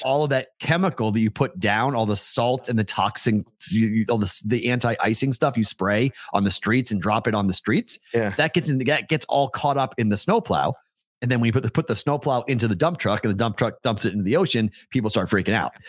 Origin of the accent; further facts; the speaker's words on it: Andover, Massachusetts, United States; moved away; my hometown of Andover, Mass